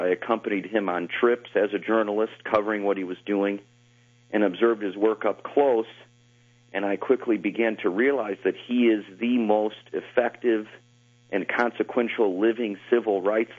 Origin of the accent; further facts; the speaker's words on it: Lansing, Illinois, United States; moved away as an adult; now in Northwest Indiana, United States; I grew up in a town called Lansing, Illinois.